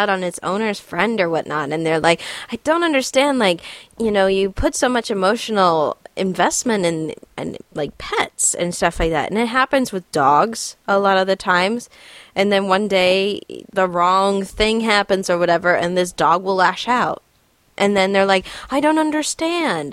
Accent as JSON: {"language": "English", "region": "Florida", "country": "United States", "tie": "born or raised there", "said": "I grew up in Florida"}